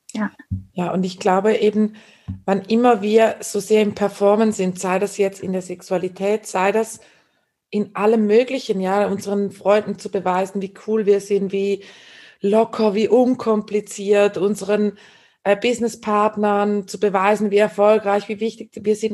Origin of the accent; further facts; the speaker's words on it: Switzerland; ich bin eine Schweizerin